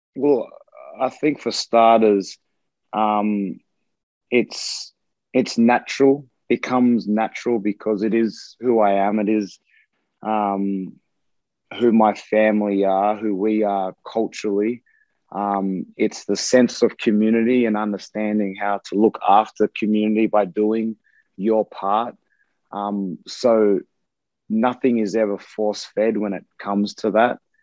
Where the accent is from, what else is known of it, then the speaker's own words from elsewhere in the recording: Australia; moved away; being away from Australia and being on the other side of the world